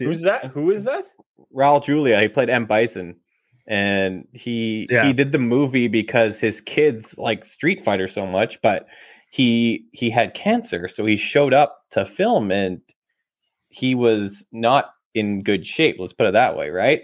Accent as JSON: {"language": "English", "country": "Canada", "said": "we're Canadian"}